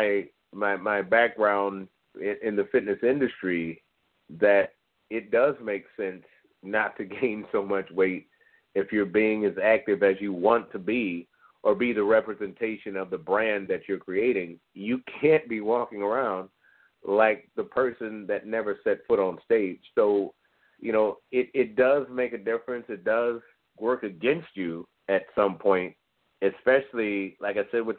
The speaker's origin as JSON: {"language": "English", "region": "Midwest", "country": "United States", "said": "I'm from the Midwest"}